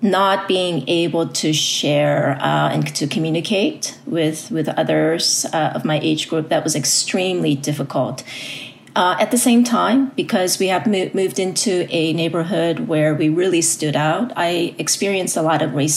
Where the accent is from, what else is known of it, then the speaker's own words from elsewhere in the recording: United States; first language Korean; English is a second language; also born or lived in South Korea; I immigrated to the U.S. when I was 7. However, growing up as a young person here, my family is still was very traditional.